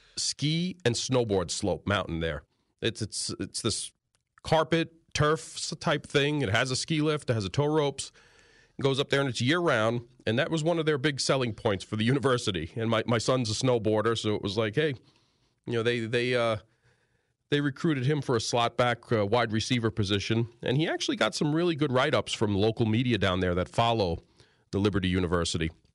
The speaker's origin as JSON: {"language": "English", "town": "New York City", "region": "New York", "country": "United States", "tie": "born or raised there", "also_born_or_lived": "eastern Long Island", "moved": "as an adult", "lives_now": "Northeast Pennsylvania, United States", "said": "growing up in New York City, living in the city my entire life"}